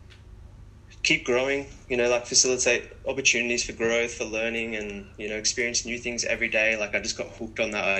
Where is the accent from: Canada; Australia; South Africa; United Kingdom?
Australia; Umina Beach, New South Wales; after we moved to Australia, I grew up in Yumina on the central coast of Australia. It's quite a small town.